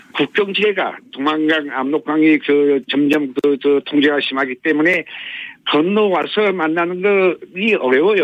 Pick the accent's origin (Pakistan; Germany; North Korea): North Korea; Hamhung, South Hamgyong; now in South Korea; 고향은 함경남도 함흥입니다.